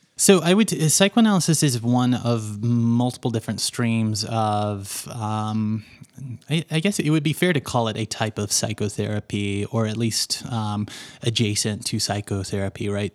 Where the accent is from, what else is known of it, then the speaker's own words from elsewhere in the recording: Little Rock, Arkansas, United States; moved away as an adult; also born or lived in Los Angeles, United States; now in Denver, United States; I lived my entire life in Little Rock, Arkansas. So, I grew up in Bible Belt world